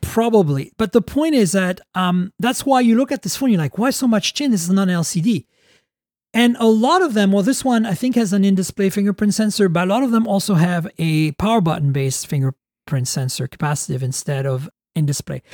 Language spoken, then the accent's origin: English; Canada; As a Canadian